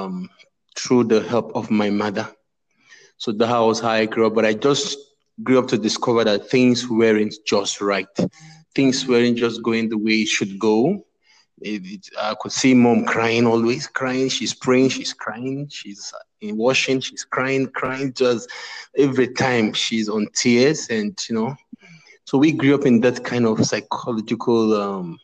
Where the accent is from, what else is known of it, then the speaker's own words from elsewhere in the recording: Northern Nigeria, Nigeria; I am from Nigeria. I'm from the eastern part of the country, but I grew up in the northern part of the country.